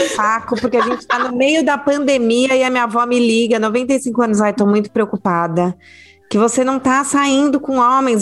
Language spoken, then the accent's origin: Portuguese; São Paulo, Brazil; moved away as an adult; also born or lived in Rio de Janeiro; Eu nasci em São Paulo, cresci em São Paulo